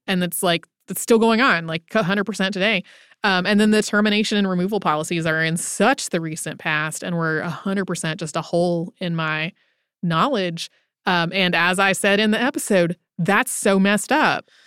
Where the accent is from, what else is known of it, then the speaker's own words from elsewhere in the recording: North Carolina, United States; I grew up in North Carolina, our North Carolina history class